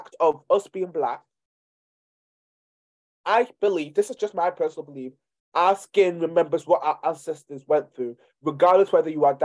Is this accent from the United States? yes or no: no; Nigeria; I'm from Nigeria